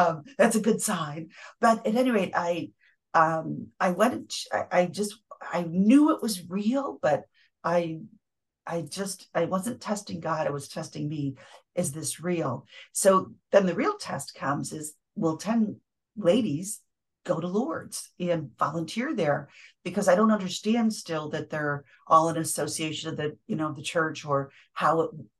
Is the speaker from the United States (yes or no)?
yes; Central New York, United States; I'm from Central New York